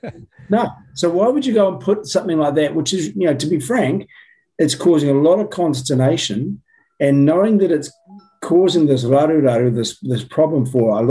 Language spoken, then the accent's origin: English; Christchurch, Canterbury, New Zealand; I was born and raised in Christchurch, spent all my schooling